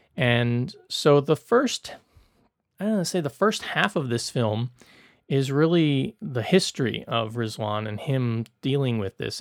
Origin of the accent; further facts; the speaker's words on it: the South, United States; I'm from the South